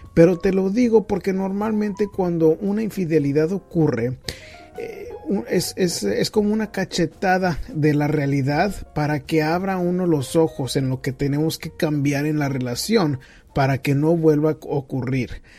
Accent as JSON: {"language": "Spanish", "region": "northern Mexico", "country": "Mexico", "said": "yo también soy norteño del área de México"}